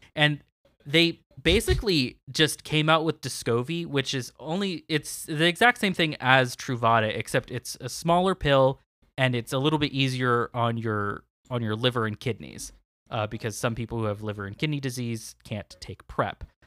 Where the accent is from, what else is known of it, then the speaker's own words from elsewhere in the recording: California, United States; my hometown in California